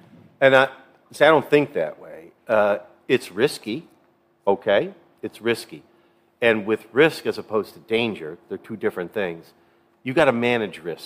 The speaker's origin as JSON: {"language": "English", "town": "New York City", "region": "New York", "country": "United States", "said": "I'm from New York City area"}